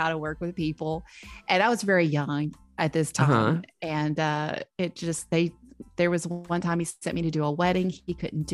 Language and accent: English; Memphis, Tennessee, United States; now in Nashville, United States; I grew up in Memphis